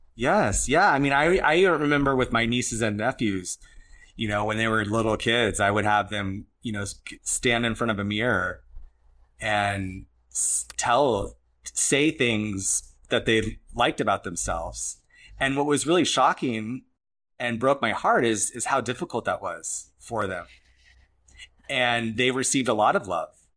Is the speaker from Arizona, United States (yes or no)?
yes; Arizona, United States; moved away; I'm from Arizona